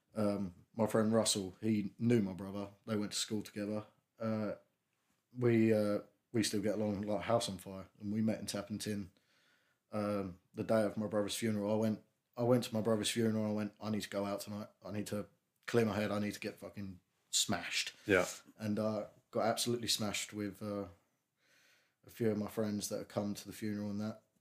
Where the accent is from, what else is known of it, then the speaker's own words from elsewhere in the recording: Strood, South East England, United Kingdom; I grew up in Strood. I still live in Strood.